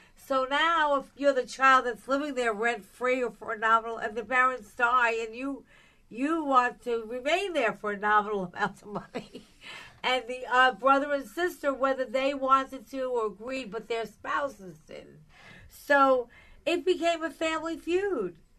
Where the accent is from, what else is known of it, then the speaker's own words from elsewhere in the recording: Long Island, New York, United States; now in New York City, United States; I grew up on Long Island, so you know I didn't live in a building ever